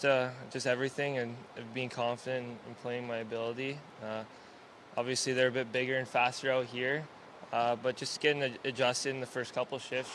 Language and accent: English; Calgary, Alberta, Canada; my parents will make the trip up and get to watch because we're from Calgary, obviously.